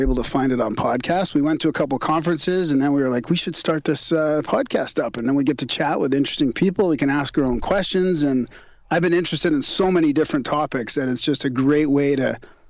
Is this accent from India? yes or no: no; Vancouver, British Columbia, Canada; moved away as an adult; now in Calgary, Canada; I moved to Calgary to work in a different business. I'm from Vancouver.